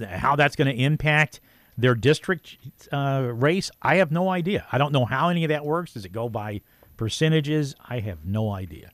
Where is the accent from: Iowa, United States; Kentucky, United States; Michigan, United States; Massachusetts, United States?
Kentucky, United States; Marshall County; also born or lived in Mayfield, Kentucky; I'm from Marshall County